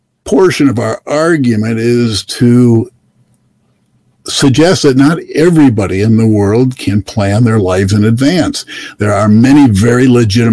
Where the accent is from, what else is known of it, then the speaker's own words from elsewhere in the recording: Michigan, United States; we're from Michigan, 1,000-plus miles from here